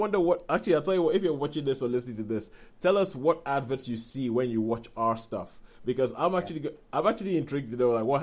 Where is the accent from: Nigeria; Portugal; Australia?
Nigeria; moved away; us growing up in Nigeria